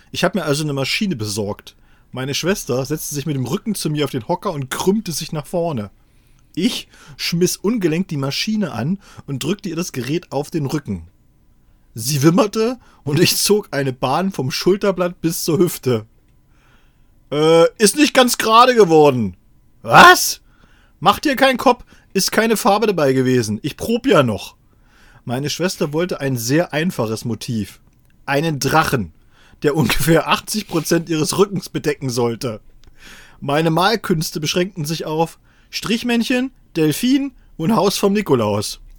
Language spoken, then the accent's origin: German; Saxony-Anhalt, Germany; Wir sind aus Sachsen-Anhalt in den Westen gefahren und unser erster Stopp war in Seesen.